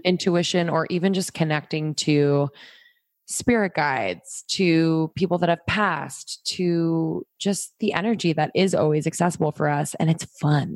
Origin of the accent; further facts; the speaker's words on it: Pennsylvania, United States; also born or lived in New York; now in Los Angeles, United States; I grew up in Pennsylvania